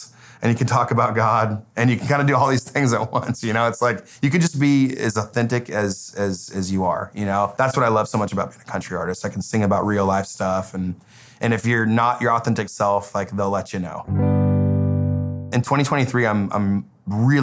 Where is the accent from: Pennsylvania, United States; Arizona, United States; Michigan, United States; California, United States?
California, United States; Paradise; moved away as an adult; now in Nashville, United States; My hometown is Paradise, California. It's a small town, about an hour and a half north of Sacramento.